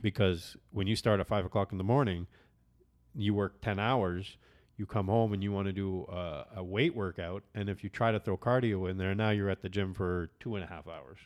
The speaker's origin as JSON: {"language": "English", "country": "Canada", "said": "I'm Canadian"}